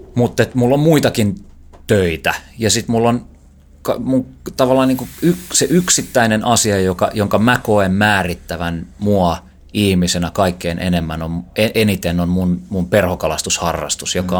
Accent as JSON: {"language": "Finnish", "town": "Helsinki", "region": "Uusimaa", "country": "Finland", "tie": "born or raised there", "said": "kun mä oon ollut joku viisi tai kuusi-vuotias, niin faija osti mulle ensimmäisen umpikelan jonkun abumatikin, millä opeteltiin heittämään ja käytiin van, tuossa vanhan kaupungin koskella harjoittelemassa heittämistä."}